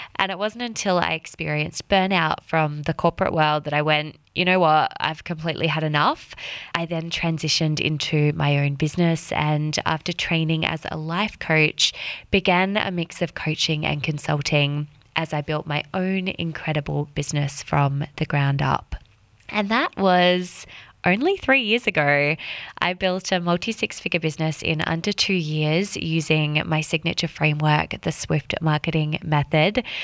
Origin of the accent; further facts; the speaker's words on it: Western Australia, Australia; moved away as an adult; also born or lived in London / Sydney; I was born and raised in Western Australia